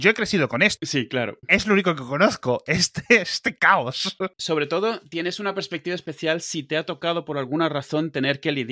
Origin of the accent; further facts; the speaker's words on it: Mexico; moved away as an adult; now in Spain; Yo vengo de México, al final de cuentas, viví ahí muchos años.